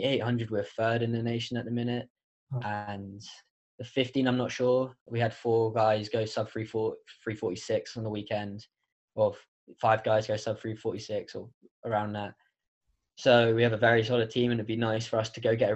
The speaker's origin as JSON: {"language": "English", "country": "United Kingdom", "moved": "yes", "lives_now": "United States", "said": "as a Brit"}